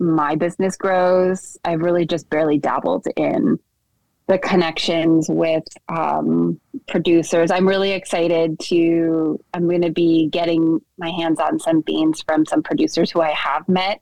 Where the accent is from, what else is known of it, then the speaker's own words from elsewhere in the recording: the Northwest, Pacific Northwest, United States; I grew up in the Northwest.